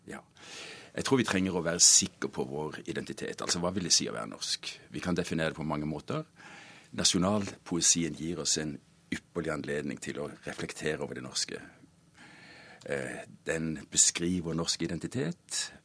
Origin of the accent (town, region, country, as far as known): Norway; now in Germany